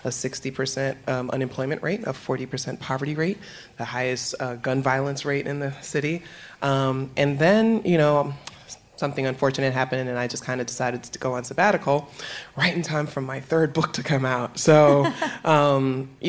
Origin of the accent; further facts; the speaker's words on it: New York City, New York, United States; moved away as an adult; now in Philadelphia, United States; New York, which is where I'm from. I'm from the Bronx